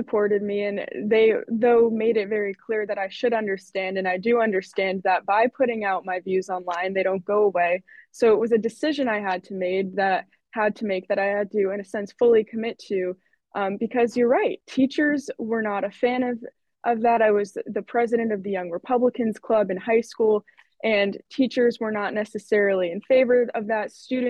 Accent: Eastern Connecticut, United States; So I grew up in Connecticut

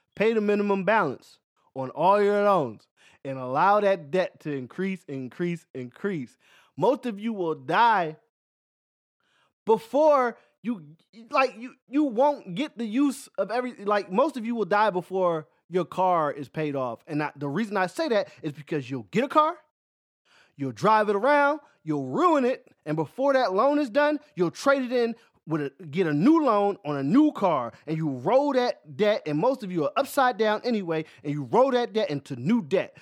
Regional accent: Philadelphia, Pennsylvania, United States; moved away; also born or lived in Louisiana; I'm from Philadelphia.

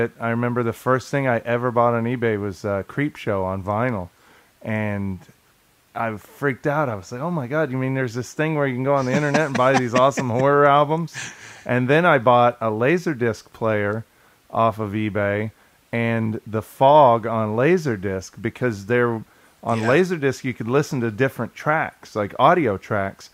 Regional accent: Kansas, United States; when I grew up in Kansas

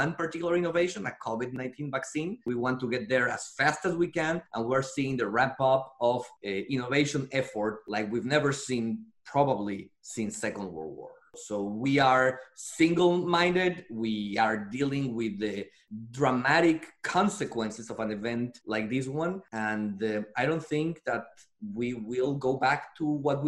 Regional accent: Mexico; moved away as an adult; also born or lived in Paris, France; now in United States; As you can hear by my accent, I'm Mexican-born. So I was born and raised in Mexico

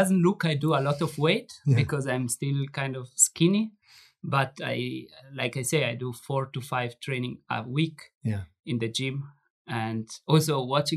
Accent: Merano, Trentino-Alto Adige, Italy; in Merano, I have in my hometown, I have a trainer which is working with me

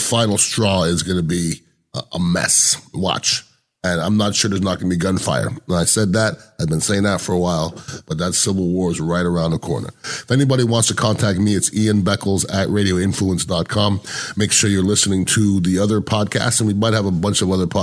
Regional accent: United States; we're, as American intelligent people

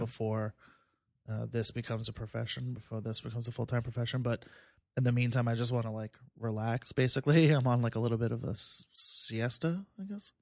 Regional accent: Plainview, New York, United States; also born or lived in Philadelphia; I'm in Bethpage now. I grew up in Plainville

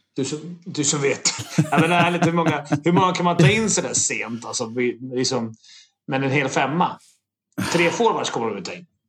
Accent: Sweden; vi svenskar

